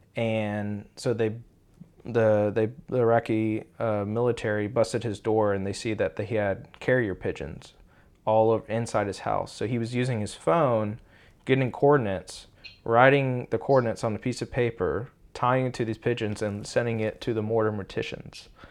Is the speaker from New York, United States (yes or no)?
no; Austin, Texas, United States; now in Tulsa, United States; I'm from Texas, originally Austin